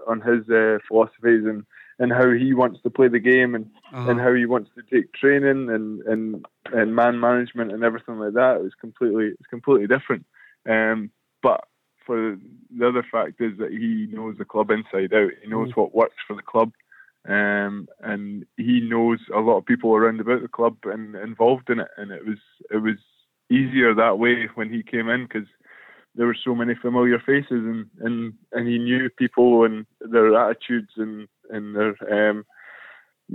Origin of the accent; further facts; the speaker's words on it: Perth, Scotland, United Kingdom; growing up in the city of Perth